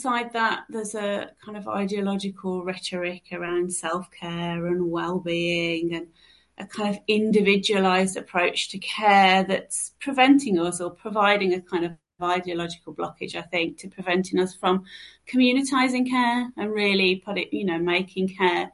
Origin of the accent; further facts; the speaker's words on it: Birmingham, West Midlands, United Kingdom; moved away; I'm going back to my roots, back to Birmingham